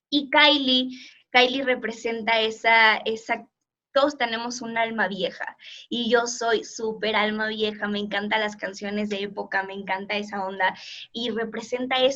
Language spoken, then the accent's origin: Spanish; Portugal; Spanish is a second language; mi español es muy malo, la verdad es que soy portuguesa